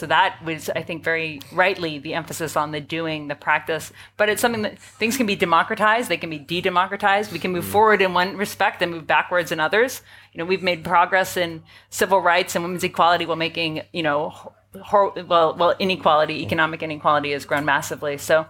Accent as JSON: {"language": "English", "country": "Canada", "lives_now": "New York, United States", "said": "I live in New York, so I'll speak. I would say we have an oligarchy, not a democracy. But yeah, I'm Canadian American"}